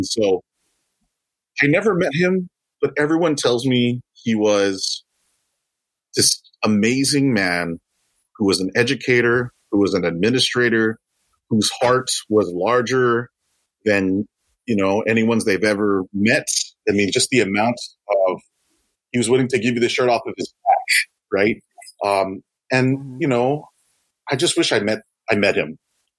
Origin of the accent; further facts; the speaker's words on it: Tamuning, Guam; I grew up here in Tamuning, Guam, which is right near Tumon, which is the mini Waikiki, right?